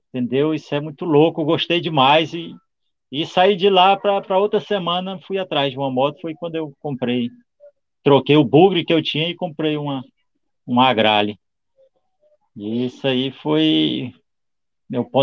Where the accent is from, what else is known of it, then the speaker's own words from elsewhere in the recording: São Mateus, Espírito Santo, Brazil; also born or lived in Vitória; Eu sou nascido de Vitória, Espírito Santo, sou capixaba, né?